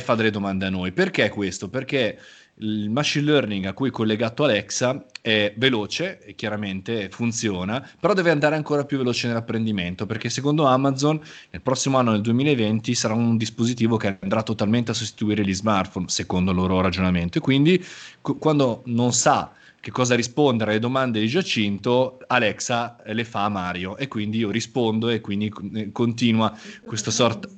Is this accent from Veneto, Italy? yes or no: no; Milan, Lombardy, Italy; sono nato nella città di Milano come milanese imbruttito